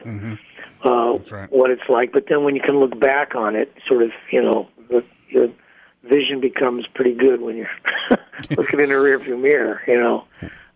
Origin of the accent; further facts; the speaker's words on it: Canada; I am a Canadian